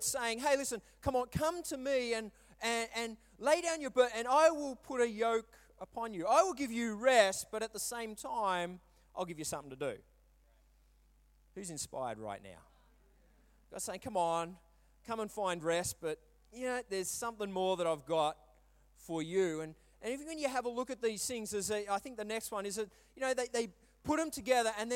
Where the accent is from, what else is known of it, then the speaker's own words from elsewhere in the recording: Brisbane, Queensland, Australia; also born or lived in Melbourne; I was moving from Melbourne to Brisbane again to find my feet